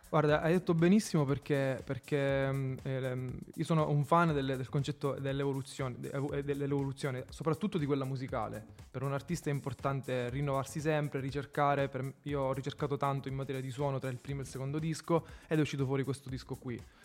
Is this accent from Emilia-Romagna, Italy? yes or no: no; Sicily, Italy; moved away as an adult; now in Rome, Italy; Io stesso sono un fuori sede, sono siciliano, vivo ormai a Roma da sei anni